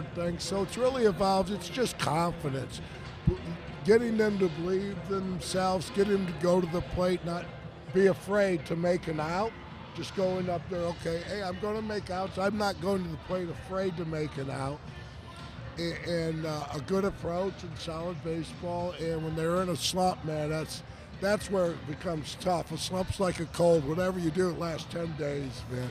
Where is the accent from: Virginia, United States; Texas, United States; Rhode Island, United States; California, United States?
California, United States; Northern; moved away as an adult; now in Cleveland, United States; growing up in the Northern California area then playing baseball in snow in Cleveland